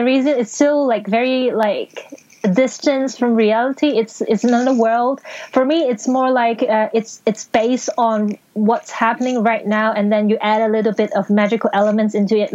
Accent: Hong Kong; first language Cantonese; English is a second language; I'm being raised and born in Hong Kong. So basically, Cantonese is my first language and English is my second language.

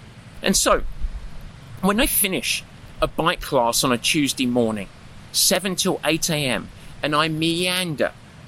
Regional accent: England, United Kingdom; yogurts or yogurts, thank you very much, I'm English

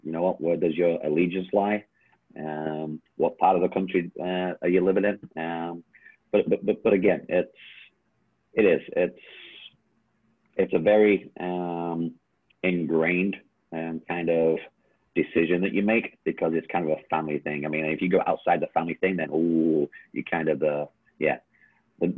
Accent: England, United Kingdom; now in Oklahoma, United States; growing up in England

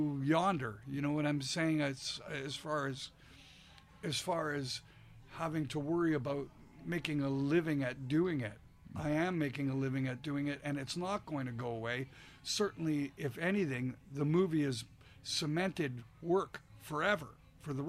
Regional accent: Canada; I'm Canadian

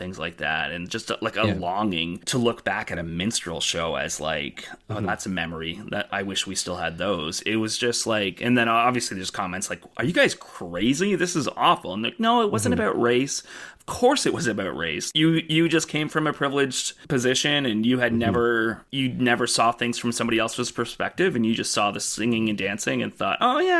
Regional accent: Brockville, Ontario, Canada; There's a Facebook group for my hometown of Brockville called like Brockville History or something

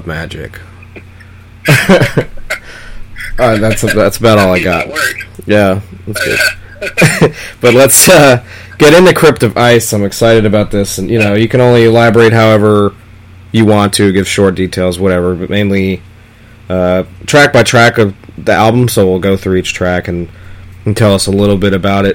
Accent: New York, United States; growing up in New York

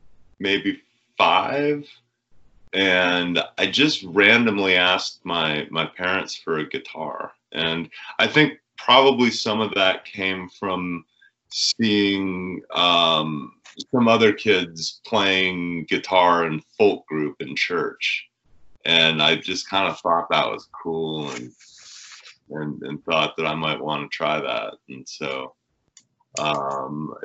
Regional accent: Indiana, United States; also born or lived in Asheville, North Carolina; now in Los Angeles, United States; I moved here from Asheville, North Carolina, but I'm originally from Indiana.

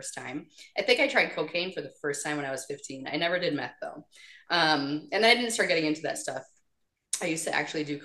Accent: small town Wisconsin, United States; the town I grew up in small town Wisconsin

